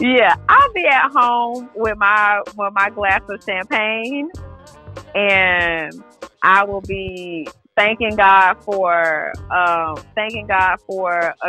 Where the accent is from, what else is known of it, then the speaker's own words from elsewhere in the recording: Decatur, Georgia, United States; also born or lived in Atlanta, Georgia; I grew up in Decatur, so I am a Georgia peach